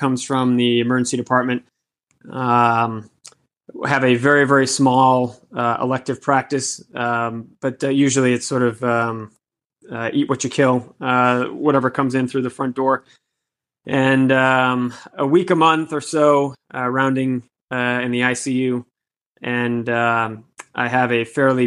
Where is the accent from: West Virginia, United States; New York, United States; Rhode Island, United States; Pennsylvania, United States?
Rhode Island, United States; Woonsocket; also born or lived in Miami; now in Boston, United States; I was born in Woonsocket, Rhode Island, a small city most people have never heard of.